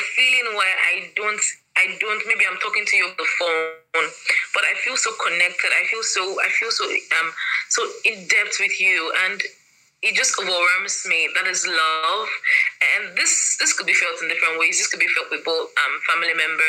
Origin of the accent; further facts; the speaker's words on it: Delta, Nigeria; I'm from Delta State